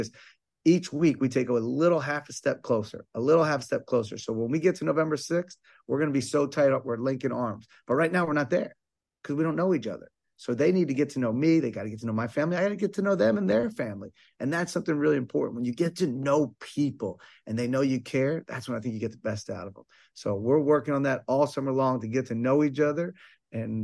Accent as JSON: {"language": "English", "area": "Bucks County", "region": "Pennsylvania", "country": "United States", "tie": "born or raised there", "said": "I grew up in Bucks County, PA, about a little less than an hour from Temple."}